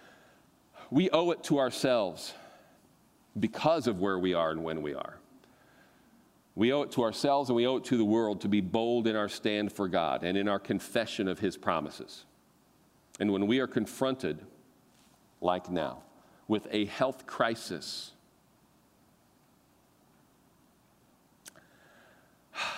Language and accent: English; United States; I am an American Christian